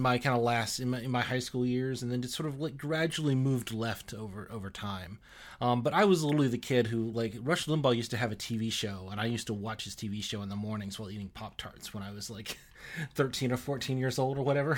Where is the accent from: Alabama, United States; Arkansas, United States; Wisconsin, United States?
Alabama, United States; I'm from Alabama originally, and uh, pretty kind of normal conservative, very kind of uh, religious upbringing